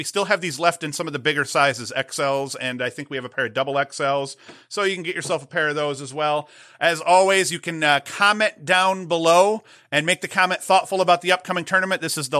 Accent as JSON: {"language": "English", "region": "upstate New York", "country": "United States", "said": "I'm upstate New Yorker"}